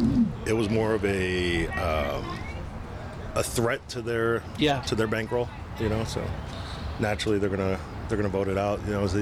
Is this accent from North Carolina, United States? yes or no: no; New York, United States; now in Orange County, United States; Originally from New York, came out to California years ago. Settled down there